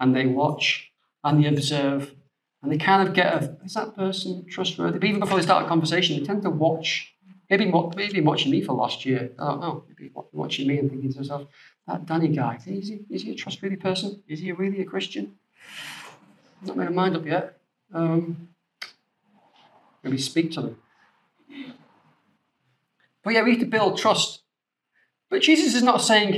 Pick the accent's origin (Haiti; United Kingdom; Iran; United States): United Kingdom; the north of England; being a Northerner, we're very trustworthy people